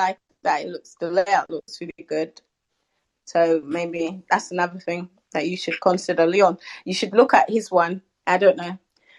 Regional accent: London, United Kingdom; I'm from London.

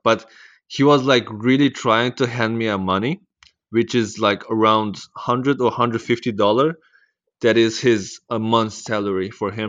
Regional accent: East Turkestan, Xinjiang, China; also born or lived in Netherlands; now in Australia; I'm from Netherlands. And I was born in Maitao, which is, uh, East Turkestan

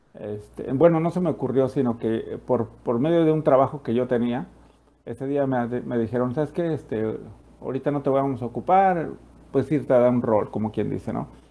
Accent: Mexico; moved away; yo soy de México

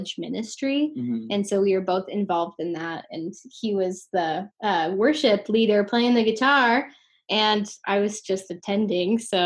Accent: Spokane, Washington, United States; also born or lived in Seattle; I grew up here in Spokane, Washington

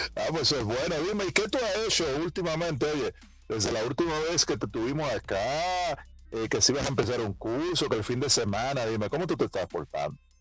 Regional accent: Dominican Republic; mi país, República Dominicana

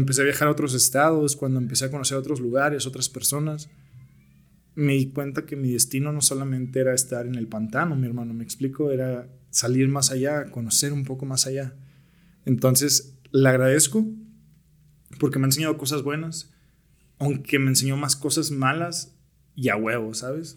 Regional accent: Naucalpan, State of Mexico, Mexico; also born or lived in Tlalnepantla / United States; soy originario de Naucalpan. En realidad yo nací en Tlanepantla, pero casi toda mi vida la viví

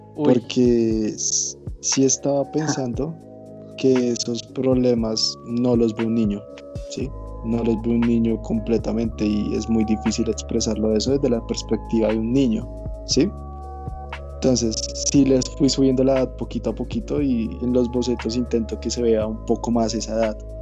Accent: Colombia; now in Bogotá, Colombia; yo no nací en Bogotá, yo nací en Villado.

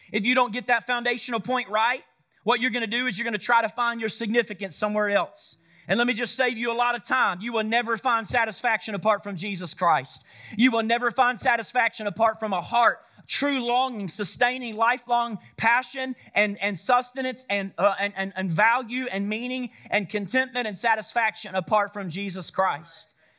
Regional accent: Woodstock, Georgia, United States; my hometown, right? Right here in Woodstock, Georgia

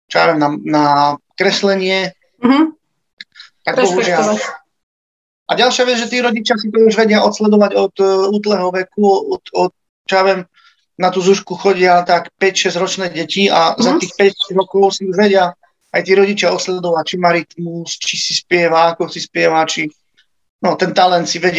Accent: Slovakia; Tak ja pochádzam z Herby, to je vlastne taká malebná, krásna dedinka na hore

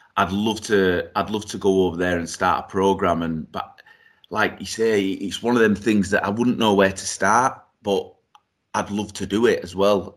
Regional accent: Yorkshire and the Humber, United Kingdom; also born or lived in Eswatini (Swaziland); I was born in Swaziland, uh, moved over here when I was three years old

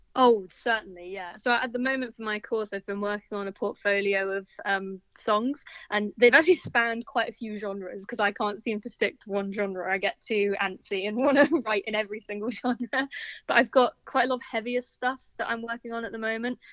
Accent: London, United Kingdom; also born or lived in Bristol; musician from Southwest London.

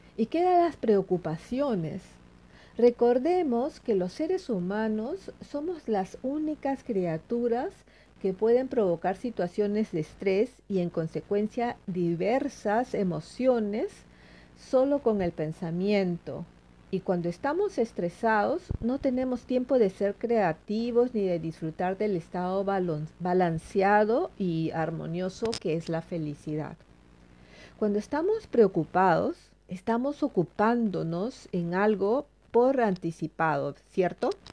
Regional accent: Peru; now in Sweden; el choclo, como le llamamos en mi país

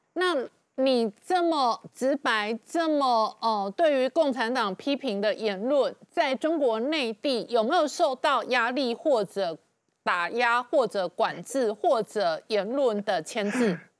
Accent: Taiwan; accent: Taiwanese; 我是一个台湾口音的台妹

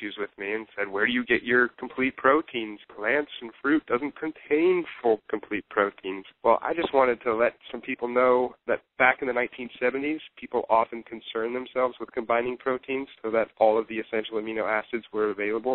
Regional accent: Pacific Northwest, United States; moved away as an adult; also born or lived in Chicago; now in Seattle, United States; Now I'm back home where I used to live. I'm from the Pacific Northwest

